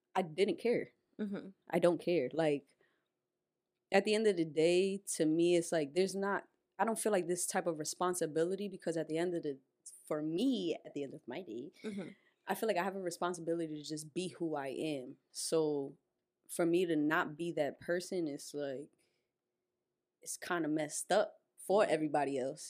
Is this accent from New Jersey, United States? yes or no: yes; Perth Amboy, New Jersey, United States; I'm Puerto Rican though. Like, yeah, I'm from Amboy